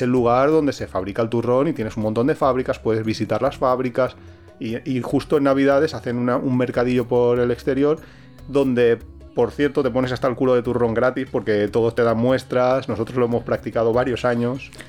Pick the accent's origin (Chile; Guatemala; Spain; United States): Spain; Valencia, Valencian Community; now in Alicante, Spain; Yo de pequeño tomaba en Valencia